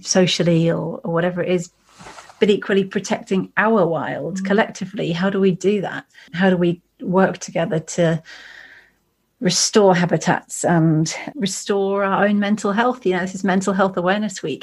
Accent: East Devon, South West England, United Kingdom; I grew up in the East Devon AONB.

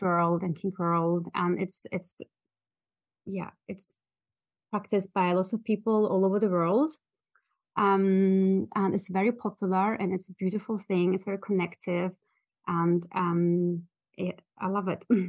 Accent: Germany; moved away as an adult; also born or lived in Russia; now in London, United Kingdom; my parents, uh, moved with me as a small child to Germany, where I grew

